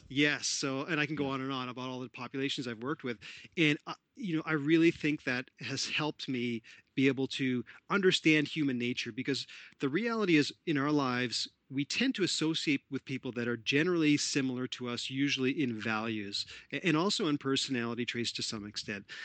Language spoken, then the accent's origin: English; Toronto, Ontario, Canada; I'm Canadian born in Toronto, Ontario, Canada